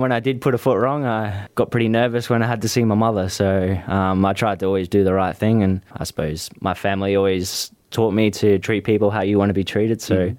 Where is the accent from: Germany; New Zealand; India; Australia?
Australia; McLaren Vale, South Australia; I grew up in McLaren Vale.